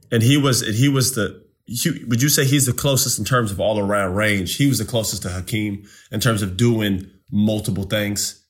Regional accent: Winter Park, Florida, United States; I'm from Winter Park

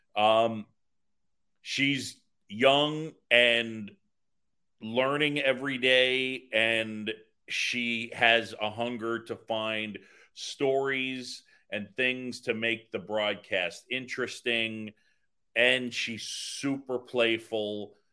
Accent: New York City, New York, United States; also born or lived in Philadelphia; I grew up in New York City after moving from Philadelphia, and I moved to this little area. It's right in the middle of, right in the middle of the city called Roosevelt Island

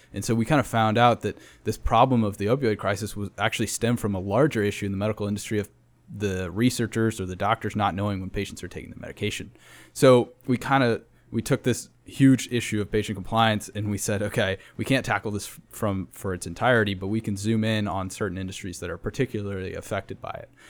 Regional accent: Denver, Colorado, United States; now in San Antonio, United States; I'm from Denver, Colorado

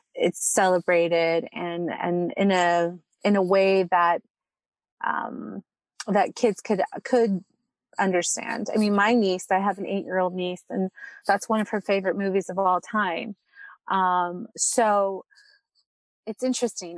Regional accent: California, United States; I was born here, like I said, in California, but I, but my family's from Mexico

